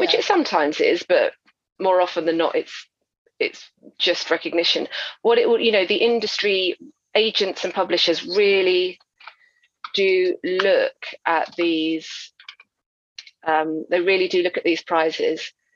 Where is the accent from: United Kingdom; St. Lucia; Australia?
United Kingdom; Essex, East of England; now in London, United Kingdom; I grew up in Essex, but I went to a convent school, and I would say about half of us were from Irish, of Irish descent